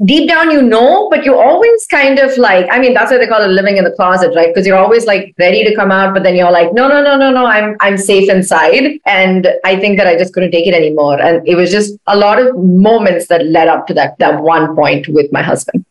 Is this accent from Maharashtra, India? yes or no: no; Chennai, Tamil Nadu, India; moved away as an adult; now in United States; I'm from India, like like I'm from Chennai.